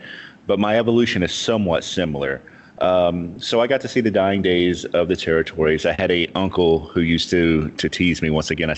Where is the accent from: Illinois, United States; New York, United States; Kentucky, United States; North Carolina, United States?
Kentucky, United States; Marion; I was born in Western Kentucky in a little town called Marion, which is probably about 400 miles or so from Memphis.